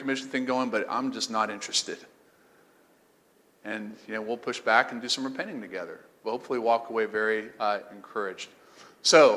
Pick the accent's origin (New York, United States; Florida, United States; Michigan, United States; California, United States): Florida, United States; St. Augustine; also born or lived in Bible Belt; I'm from St. Augustine, Florida